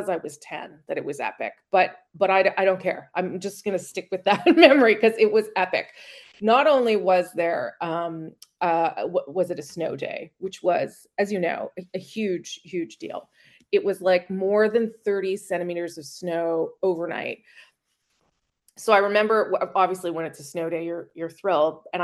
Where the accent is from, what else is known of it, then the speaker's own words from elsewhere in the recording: Winnipeg, Manitoba, Canada; now in Ottawa, Canada; I am the chief political correspondent for CBC News, uh, resident of Ottawa, but um, my hometown is Winnipeg.